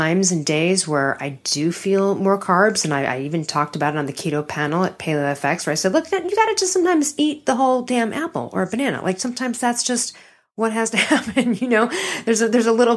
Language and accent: English; Chicago, Illinois, United States; growing up in Chicago